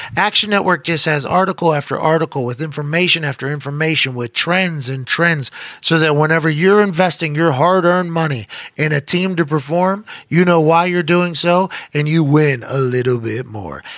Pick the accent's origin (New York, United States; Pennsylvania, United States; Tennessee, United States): Pennsylvania, United States; Pittsburgh; now in Indianapolis, United States; I'm from Pittsburgh